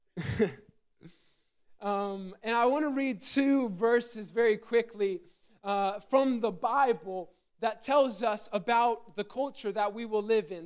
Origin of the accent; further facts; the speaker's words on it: Gettysburg, Pennsylvania, United States; I grew up in Gettysburg, Pennsylvania